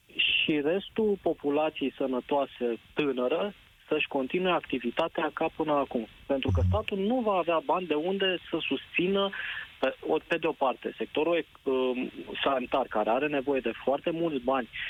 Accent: Brașov, Brașov County, Romania; eu sunt din Brașov

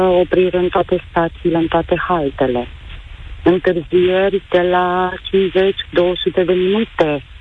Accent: Craiova, Dolj, Romania; noi suntem din Craiova.

